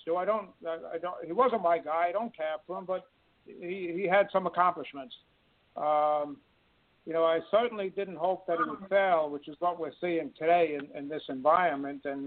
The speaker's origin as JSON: {"language": "English", "town": "New York City", "region": "New York", "country": "United States", "said": "I'm from New York City, in case the accent hasn't given it away."}